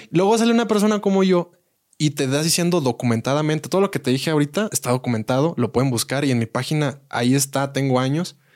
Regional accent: Querétaro, Mexico; Yo de Querétaro. Querétaro es, parte de México.

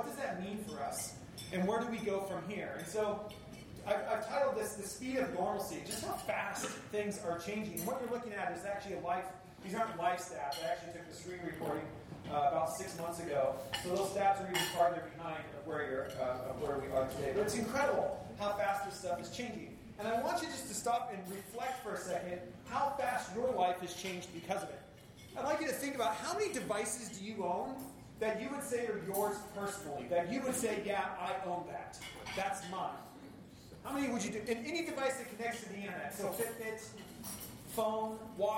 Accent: Spokane, Washington, United States; moved away as an adult; now in Seattle, United States; I now make my home in Seattle, but I'm originally from Spokane

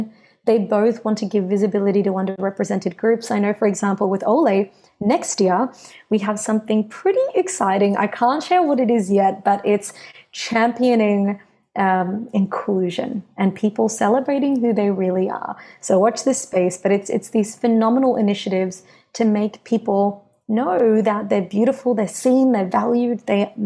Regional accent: Greenvale, Victoria, Australia; I was born and raised in Greenvale

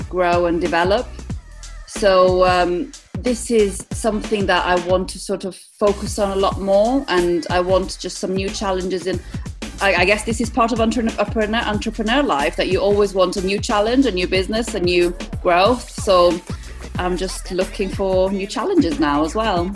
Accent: Italy; also born or lived in East Midlands, United Kingdom; now in United Kingdom; I'm from Italy originally.

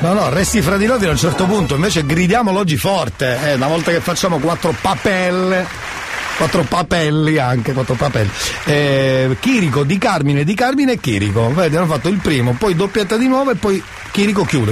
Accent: Catania, Sicily, Italy; Noi trasmettiamo da Catania

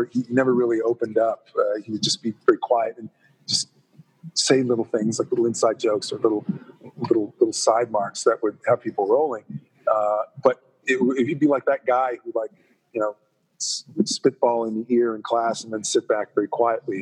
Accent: Toronto, Ontario, Canada; I am a Toronto boy. I grew up in Toronto

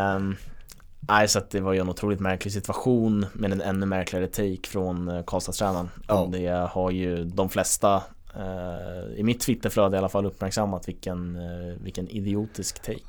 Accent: Sweden

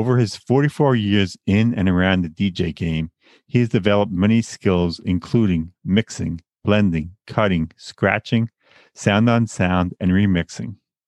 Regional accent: Long Island, New York, United States; also born or lived in Bay Ridge, Brooklyn; I am not Asian, born and raised in Long Island, New York, a place I always wanted to leave.

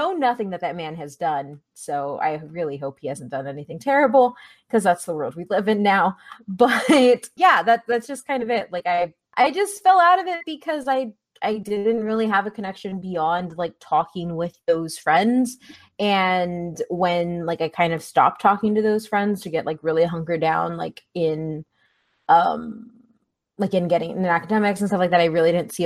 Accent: San Antonio, Texas, United States; growing up in San Antonio, which is a predominantly Latino and specifically Mexican-American city

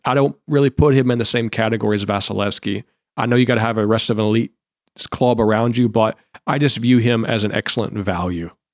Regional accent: Detroit or Grand Rapids, Michigan, United States; I'm from Detroit or Grand Rapids

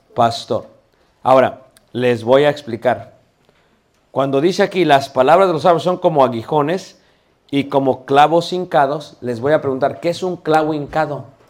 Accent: Mexico; soy mexicano, me permito hablar de mi, país, México lindo y querido

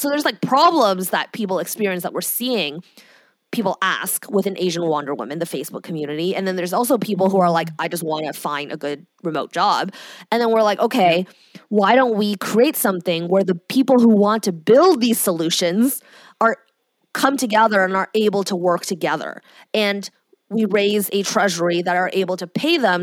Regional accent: Canada; I'm Canadian.

